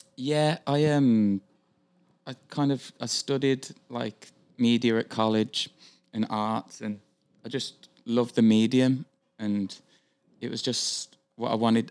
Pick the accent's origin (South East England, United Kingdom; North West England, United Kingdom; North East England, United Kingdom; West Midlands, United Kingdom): West Midlands, United Kingdom; Birmingham; moved away as an adult; now in Vancouver, Canada; I am from central England, uh, a city called Birmingham